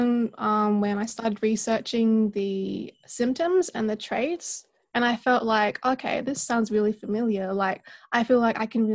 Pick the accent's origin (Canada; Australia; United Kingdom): Australia; South Australia; born and raised in South Australia in a small town just about an hour away from Adelaide